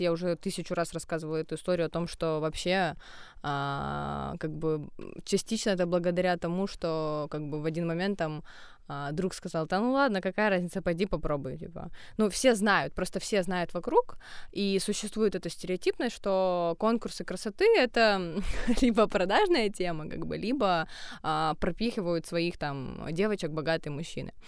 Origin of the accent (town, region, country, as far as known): Ukraine